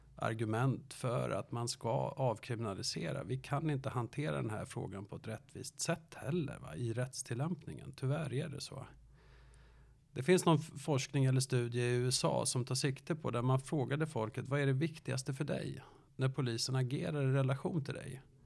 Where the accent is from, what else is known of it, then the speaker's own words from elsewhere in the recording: Danderyd, Stockholm County, Sweden; Jag är från Danderyd